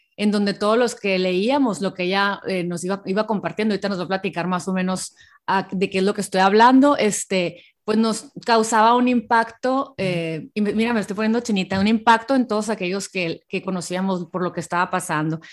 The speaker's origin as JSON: {"language": "Spanish", "town": "Hermosillo", "region": "Sonora", "country": "Mexico", "said": "ella es de Hermosillo, Sonora, de donde yo soy"}